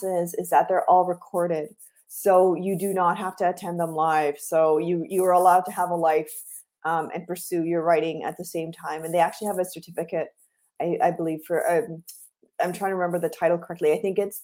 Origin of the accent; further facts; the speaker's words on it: Guyana; I am from Guyana, which is in South America